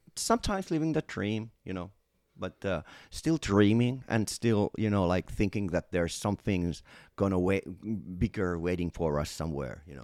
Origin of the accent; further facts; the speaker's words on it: Finland; I'm from Finland and, uh, um, our country is very Americanized